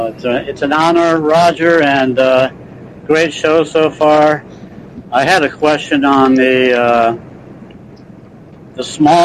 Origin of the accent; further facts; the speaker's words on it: Ohio, United States; now in Georgia, United States; Well, if I live in Georgia and I was born in Ohio